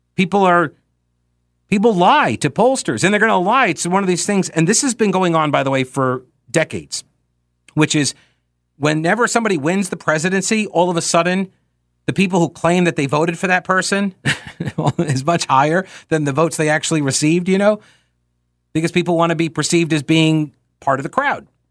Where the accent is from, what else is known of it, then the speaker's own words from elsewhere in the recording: New York, United States; I grew up in New York